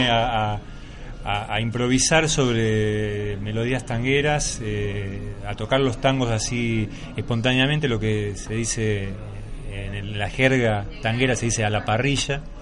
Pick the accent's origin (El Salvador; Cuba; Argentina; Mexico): Argentina; El Palomar, Buenos Aires Province; yo fui creciendo en un barrio eh, por fuera de Capital Federal, o sea, lo que llamamos el cordón del conurbano, o sea, que es la provincia de Buenos Aires, por eso soy bonaerense.